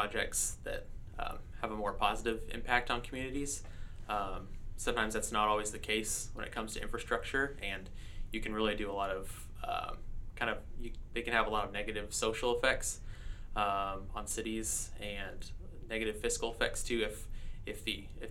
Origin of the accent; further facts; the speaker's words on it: Allen, Texas, United States; moved away as an adult; also born or lived in Longview, Texas; now in Shreveport, United States; I grew up in Allen, Texas, and went to school there